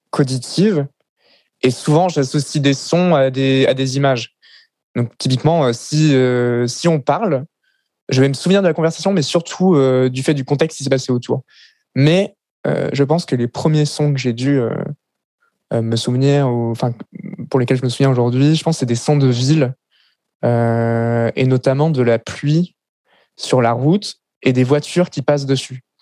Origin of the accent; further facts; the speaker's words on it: Paris, Île-de-France, France; born there; also born or lived in Lille / Le Mans / Grenoble; Euh, donc, je suis né à Paris, l'ai déménagé à Lille, puis après au Mans, après à Grenoble, après en campagne parisienne dans un petit village de 300 habitants